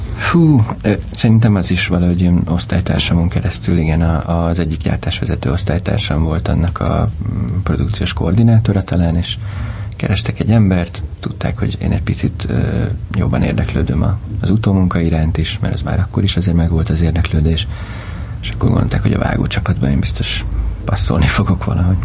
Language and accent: Hungarian; Budapest, Hungary; Pestlőrincen nőttem föl, hmm. Budapesten